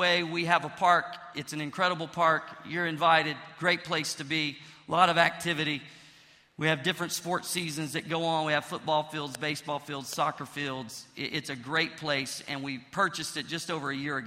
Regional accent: Pine Bluff, Arkansas, United States; my hometown, Pine Bluff

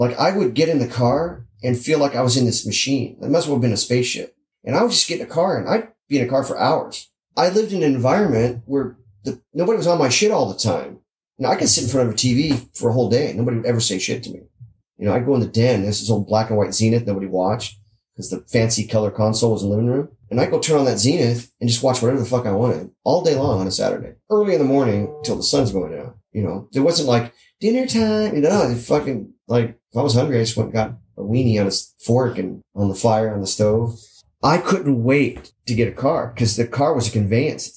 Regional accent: South Gate, California, United States; I grew up in Southgate

